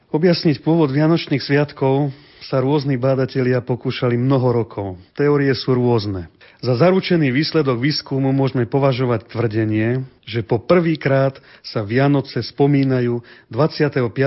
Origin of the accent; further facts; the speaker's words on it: central Slovakia, Slovakia; pochádzam zo stredného Slovenska